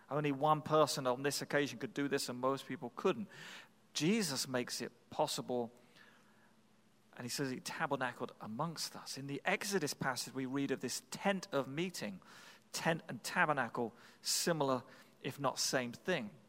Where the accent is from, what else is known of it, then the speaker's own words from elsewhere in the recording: Massachusetts, United States; I'm from the South Shore of the Boston area, Massachusetts.